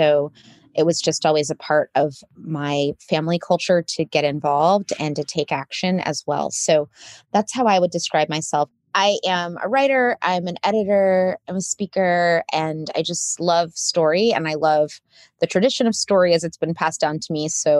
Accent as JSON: {"language": "English", "country": "Saudi Arabia", "tie": "born or raised there", "also_born_or_lived": "United States", "said": "I come from the Carolinas originally. It's my origin story. And am the descendant of sharecroppers and also the descendant of educators. And I grew up as an expat in Saudi Arabia. So I consider myself a little bit of a third culture kid"}